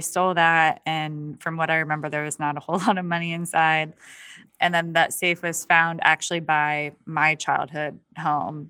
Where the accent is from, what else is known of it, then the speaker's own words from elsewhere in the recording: Allegany, New York, United States; moved away; my hometown